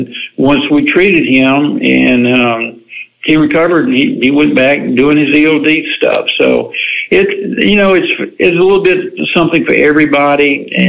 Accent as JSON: {"language": "English", "region": "the South", "country": "United States", "tie": "born or raised there", "said": "I grew up in the South. Anything that's fried, I like it"}